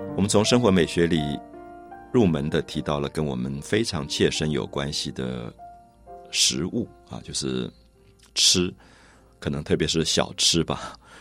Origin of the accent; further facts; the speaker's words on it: Taipei, Taiwan; 我自己小时候是在台北市大龙头的庙宇前面长大的